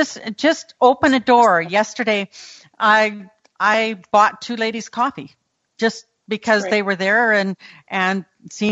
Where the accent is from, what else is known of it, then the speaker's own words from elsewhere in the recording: Canada; being Canadian